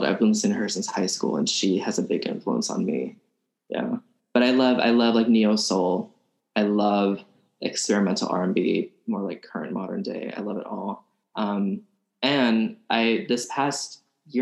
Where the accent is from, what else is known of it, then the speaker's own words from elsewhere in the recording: Birmingham, Alabama, United States; moved away as an adult; also born or lived in Weymouth, Massachusetts / Hoover, Alabama; now in Boston, United States; I was born in Weymouth, Massachusetts, but I was raised in Birmingham, Alabama. I was three. My family came over here when I was 3 years old.